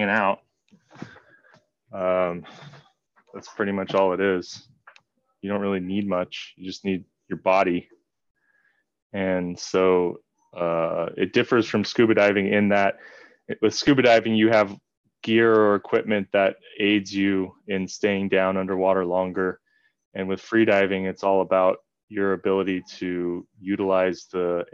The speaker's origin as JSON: {"language": "English", "region": "Southern California", "country": "United States", "moved": "yes", "lives_now": "Hawaii, United States", "said": "I'm from Southern California"}